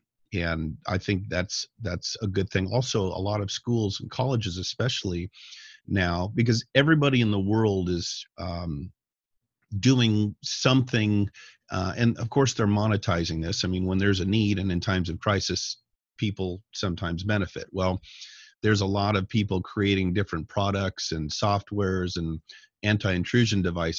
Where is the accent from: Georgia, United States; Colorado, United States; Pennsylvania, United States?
Colorado, United States; when I was a kid growing up in Northern Colorado, myself and my friends, being brilliant young people, would have BB gun wars.